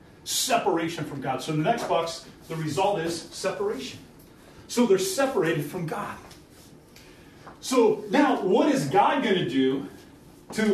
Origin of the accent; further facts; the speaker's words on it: Iowa, United States; moved away; also born or lived in Minnesota; I'm from Iowa, and I come from Iowa up to Minnesota